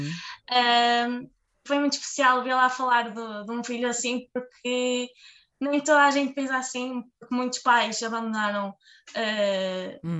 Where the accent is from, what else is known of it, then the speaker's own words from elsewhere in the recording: Marco de Canaveses, Norte, Portugal; gosto muito de Marcanavês, gosto muito da minha terra